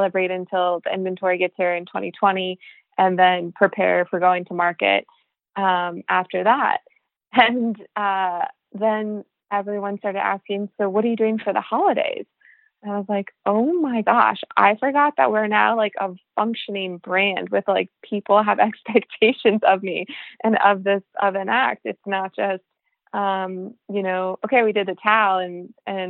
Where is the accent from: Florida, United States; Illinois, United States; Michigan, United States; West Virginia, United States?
Florida, United States; moved away; also born or lived in California; growing up in Florida, then living in California near the ocean